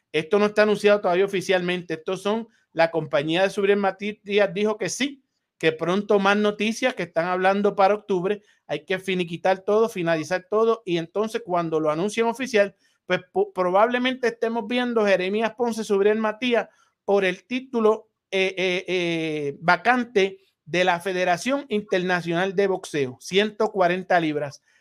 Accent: San Juan de la Maguana, San Juan, Dominican Republic; a todo mi país, República Dominicana, mi pueblo San Juan de la Maguana, mi familia

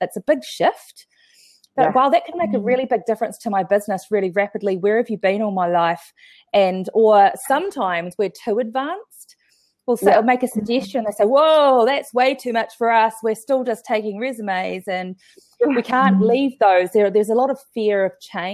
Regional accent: New Zealand

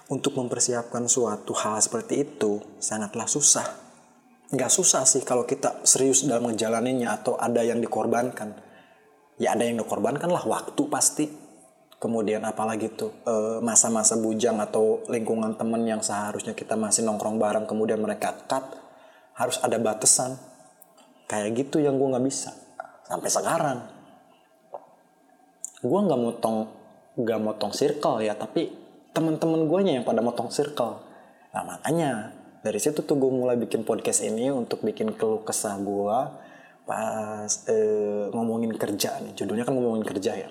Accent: Majalengka, West Java, Indonesia; Sumpah dibandingin sama daerah gue di Majalengka yang volume kendaraannya belum terlalu tinggi kayak Jakarta

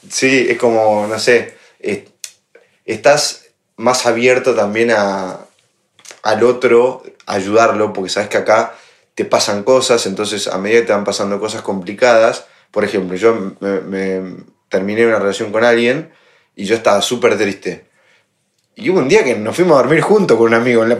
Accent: Argentina; moved away as an adult; now in Madrid, Spain

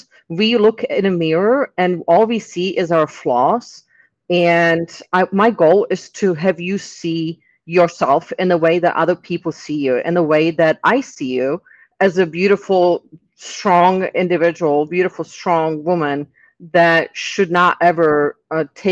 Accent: Czechia; English is a second language; moved away as an adult; now in Tampa, United States; I'm originally from the Czech Republic. I've lived here in the U.S. since my 18th birthday

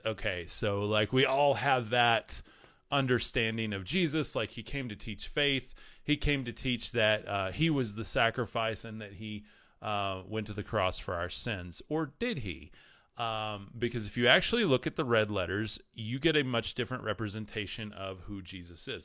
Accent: Texas, United States; I'm from Texas

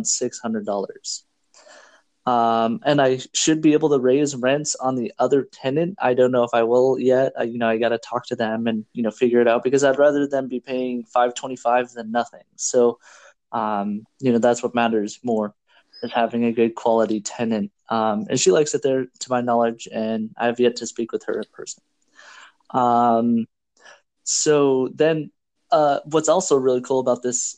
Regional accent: Washington, United States; I'm from Washington State

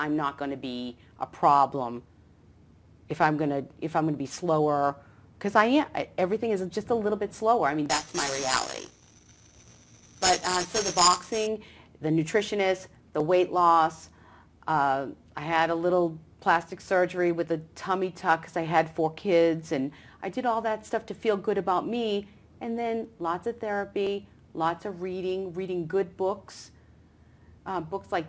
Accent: Medford, Massachusetts, United States; now in Atlanta, United States; I'm from Medford.

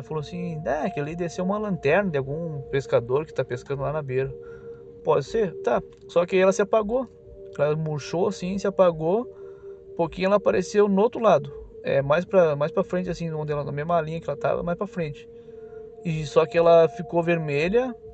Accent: Uruguaiana, Rio Grande do Sul, Brazil; moved away as an adult; now in Itajaí, Brazil; na minha adolescência, bem dizer, eu, é, eu morava no Rio Grande do Sul, eu sou gaúcho

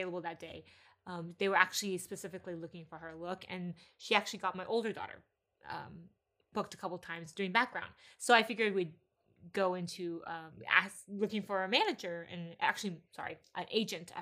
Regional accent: Texas, United States; moved away as an adult; now in California, United States; I was raised in Texas, thought I would be there for pretty much my whole life

